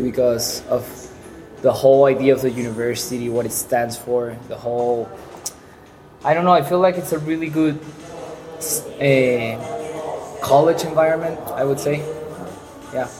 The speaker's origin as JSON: {"language": "English", "town": "Caracas", "region": "Capital District", "country": "Venezuela", "tie": "born or raised there", "second_language": "English", "moved": "yes", "lives_now": "Pamplona, Spain", "said": "I'm from Venezuela, from Caracas, the capital. And growing up in Caracas"}